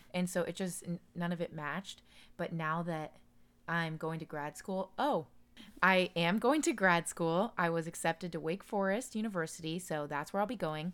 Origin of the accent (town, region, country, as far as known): Daytona Beach, Florida, United States; born or raised there